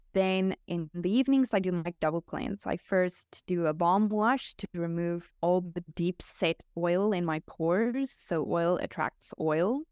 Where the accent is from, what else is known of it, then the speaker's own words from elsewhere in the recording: South Africa; now in Portugal; I'm natively South African, but we moved to Portugal.